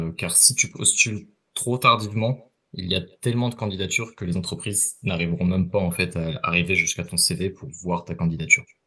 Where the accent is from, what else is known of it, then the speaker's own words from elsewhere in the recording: Ardennes, Grand Est, France; moved away as an adult; now in Toronto, Canada; je viens des Ardennes, près de en France.